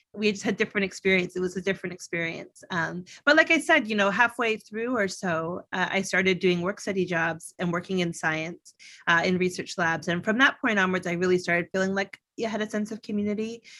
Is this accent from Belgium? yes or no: no; Canada; I grew up in Canada